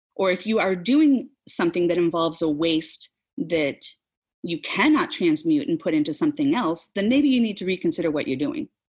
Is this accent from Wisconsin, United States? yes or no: no; Nebraska, United States; also born or lived in Seattle; now in Oklahoma, United States; I grew up in the Midwest, grew up in Nebraska, not too far north of, of Oklahoma here